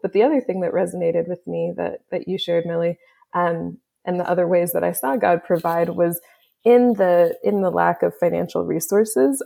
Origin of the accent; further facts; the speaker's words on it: Kansas City, Kansas, United States; moved away; also born or lived in Olathe / Overland Park / Canada / Haiti; my family is from Canada and uh, originally from Haiti. I grew up in Kansas City